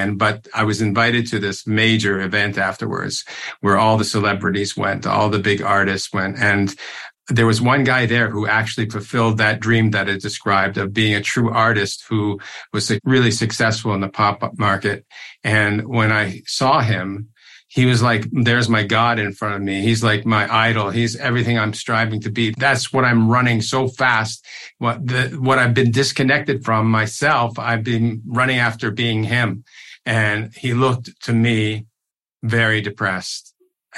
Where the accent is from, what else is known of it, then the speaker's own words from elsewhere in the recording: Toronto, Ontario, Canada; I grew up in Toronto